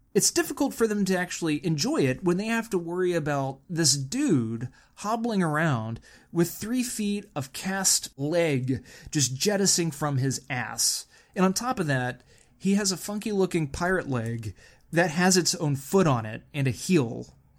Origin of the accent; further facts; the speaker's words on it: Texas, United States; now in California, United States; growing up in Texas